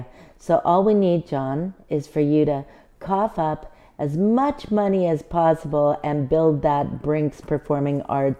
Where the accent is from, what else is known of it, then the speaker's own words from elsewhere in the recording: Richmond, British Columbia, Canada; now in Prince George, Canada; I grew up in Richmond, British Columbia, which is not the same place as it is now. However, at that time, it was very small, very rural, did not have any large dance studios.